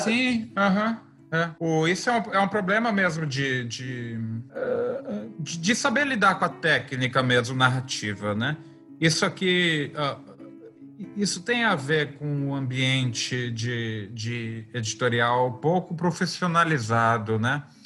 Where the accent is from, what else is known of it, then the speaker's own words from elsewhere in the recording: Brazil; also born or lived in Campo Grande, Mato Grosso do Sul / São Paulo; A gente é brasileiro, a gente vai produzir as coisas a, a partir da nossa cultura